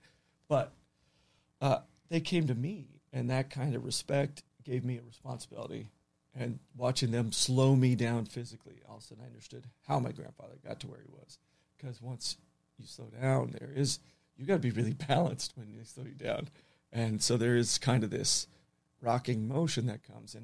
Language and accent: English; Los Angeles, California, United States; I'm from Encino. I'm super Western.